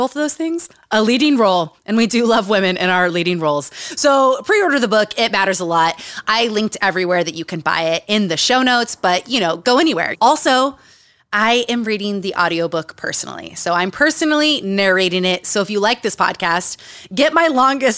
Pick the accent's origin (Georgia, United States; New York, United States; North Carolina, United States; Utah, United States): Utah, United States; moved away; Growing up in Utah, growing up around cults